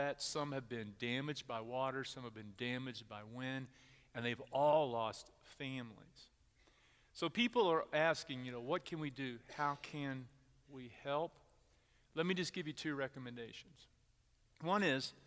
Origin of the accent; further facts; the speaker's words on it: Texas, United States; moved away as an adult; also born or lived in Houston area, Texas; now in Middletown, United States; I'm from Texas